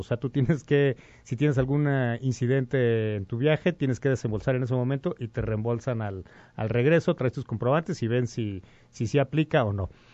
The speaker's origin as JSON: {"language": "Spanish", "country": "Mexico", "said": "somos, eh, mexicanos"}